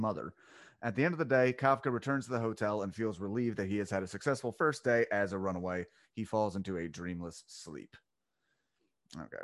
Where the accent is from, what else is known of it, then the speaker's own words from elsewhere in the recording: Delco, Pennsylvania, United States; I'm from Delco